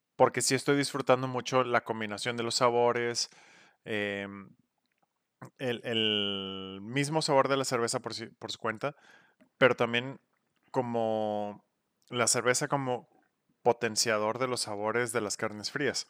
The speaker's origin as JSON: {"language": "Spanish", "town": "Monterrey", "region": "Nuevo León", "country": "Mexico", "said": "somos regios"}